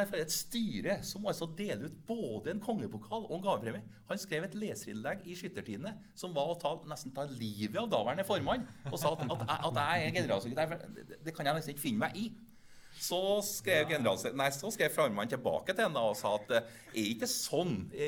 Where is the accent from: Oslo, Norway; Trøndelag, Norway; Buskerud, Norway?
Trøndelag, Norway; Steinkjer; og så er jeg jo sjøl fra Steinkjer, så jeg tar med den retten